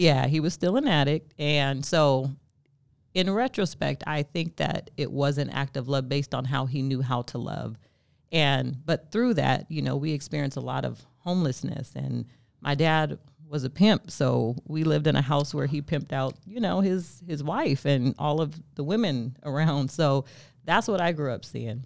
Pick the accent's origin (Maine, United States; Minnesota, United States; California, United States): California, United States; Stockton; also born or lived in Sacramento, California; I'm from Stockton, California